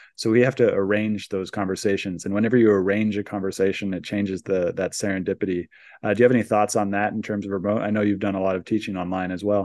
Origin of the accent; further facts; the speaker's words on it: San Francisco Bay Area, California, United States; growing up in the San Francisco Bay Area